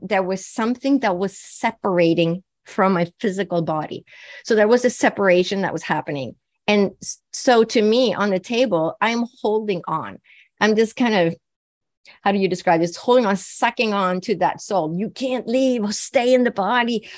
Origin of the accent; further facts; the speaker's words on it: Sweden; I was born and raised in Sweden